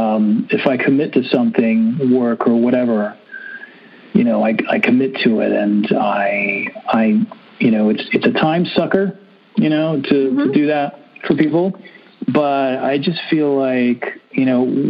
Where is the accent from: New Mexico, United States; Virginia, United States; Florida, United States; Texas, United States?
Florida, United States; Miami; I'm from Miami.